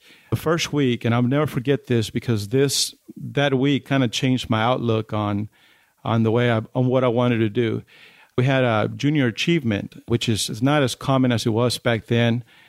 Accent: Odessa, Texas, United States; also born or lived in Chihuahua, Mexico; Well, I was born in Chihuahua in Mexico. We moved to the United States when I was 10. We moved to Odessa. So I've been raised here in the Permian Basin, which is great.

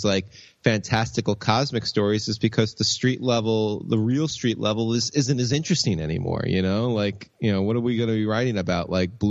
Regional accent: New York, United States; as a New Yorker

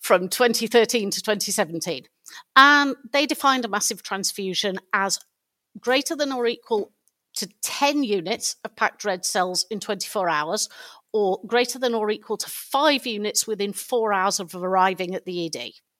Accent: United Kingdom; being British

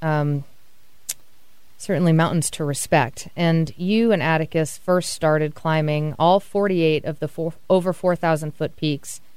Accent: Massachusetts, United States; now in Seattle, United States; I'm from New England, and I grew up in Massachusetts

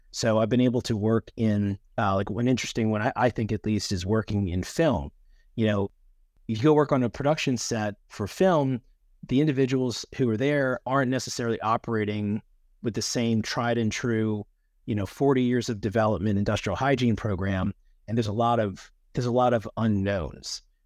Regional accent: Louisiana, United States; also born or lived in Miami; my home state of Louisiana

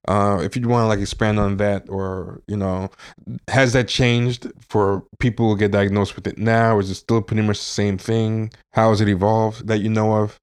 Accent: Long Island, New York, United States; I spent some time growing up in Long Island

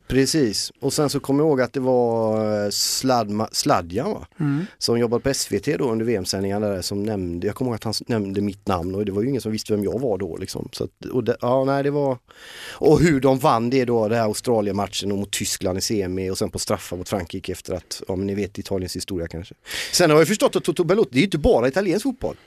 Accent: Gothenburg, Västra Götaland, Sweden; accent: Gothenburg dialect (göteborgska); now in Stockholm, Sweden; göteborgskan tappar jag ju aldrig

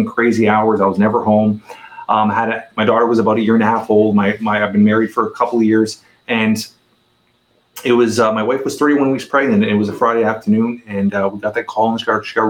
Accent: Toronto, Ontario, Canada; I'm a 44-year-old Toronto, Canada resident, born and raised in Toronto, Canada

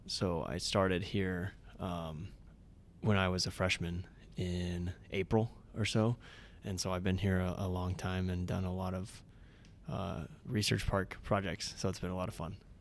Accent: Hamburg, Iowa, United States; also born or lived in Ames, Iowa; I grew up in Southwest Iowa. Hamburg was the name of the town.

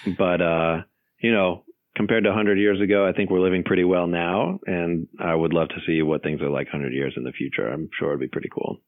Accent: Los Angeles, California, United States; moved away as an adult; also born or lived in North Carolina / Northern Virginia; now in Virginia, United States; I grew up in Los Angeles

